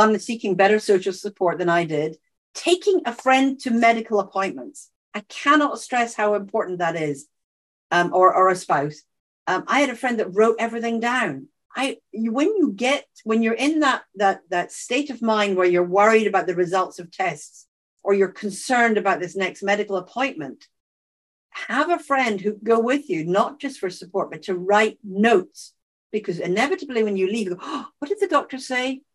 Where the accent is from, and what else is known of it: Scotland, United Kingdom; accent: Scottish